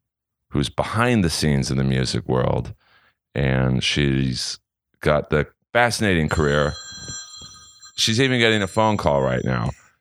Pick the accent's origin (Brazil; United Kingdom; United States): United States; Los Angeles, California; But so growing up in Bel Air, I would go to parties in Hollywood, and I'd have to take the Sunset Strip.